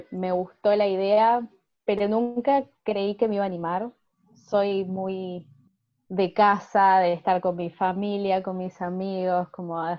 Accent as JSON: {"language": "Spanish", "country": "Argentina", "said": "Bueno, eh, yo tengo 25 años, soy de Argentina."}